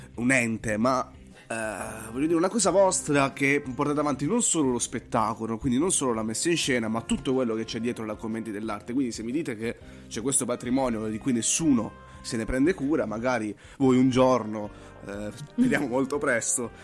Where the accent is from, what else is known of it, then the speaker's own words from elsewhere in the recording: Apulia, Italy; io sono pugliese